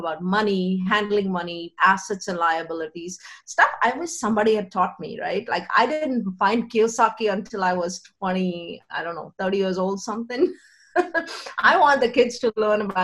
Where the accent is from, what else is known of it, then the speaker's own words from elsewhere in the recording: India; I grew up in India